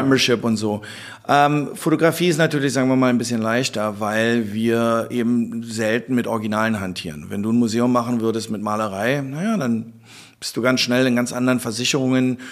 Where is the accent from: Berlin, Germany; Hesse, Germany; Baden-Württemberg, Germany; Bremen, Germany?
Berlin, Germany; wir sind Berliner